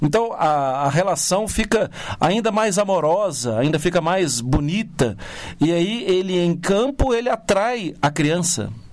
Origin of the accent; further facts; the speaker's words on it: Belo Horizonte, Minas Gerais, Brazil; eu venho de uma cidade que é muito polarizada, eu venho de Belo Horizonte